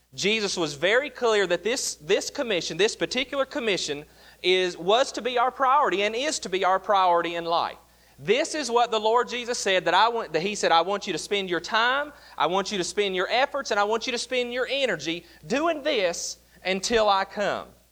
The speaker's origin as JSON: {"language": "English", "region": "West Virginia", "country": "United States", "tie": "born or raised there", "moved": "yes", "said": "I grew up in West Virginia"}